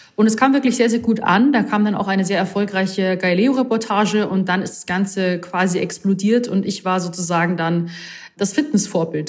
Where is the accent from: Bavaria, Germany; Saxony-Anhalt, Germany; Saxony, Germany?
Bavaria, Germany; Rosenheim; now in Munich, Germany; gebürtige Rosenheimerin, wohne aber jetzt aktuell in München